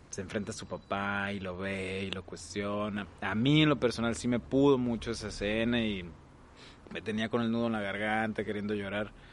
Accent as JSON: {"language": "Spanish", "region": "Veracruz", "country": "Mexico", "said": "pues yo soy de Veracruz y vivo aquí y mucha de mi vida me he estado moviendo."}